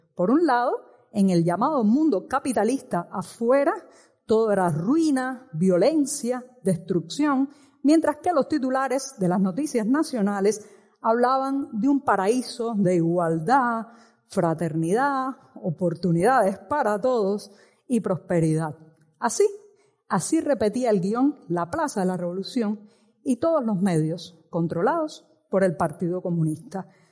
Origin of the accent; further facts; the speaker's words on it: Cuba; mi país y en mi país sigue desarrollándose un drama que lleva 60 años